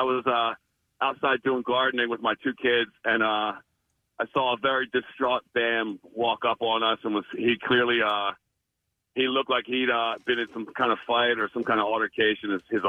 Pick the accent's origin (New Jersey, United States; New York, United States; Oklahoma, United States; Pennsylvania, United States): Pennsylvania, United States; West Chester; I'm from Westchester, and I'm, like, a big Love Park skating alumni.